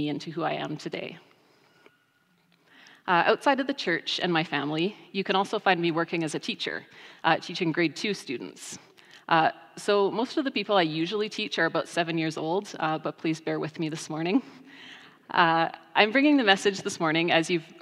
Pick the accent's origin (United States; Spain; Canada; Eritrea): Canada; Rocky Mountain House, Alberta; I grew up in the Rocky Mountain House Church of the Nazarene